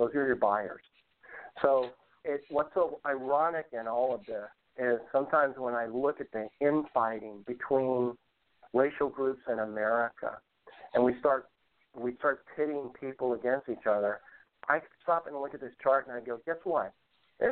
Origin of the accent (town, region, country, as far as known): United States